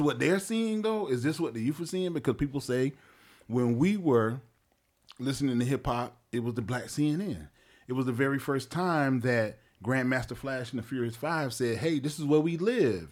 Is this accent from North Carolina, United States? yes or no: yes; Wilmington, North Carolina, United States; I am originally from Wilmington, North Carolina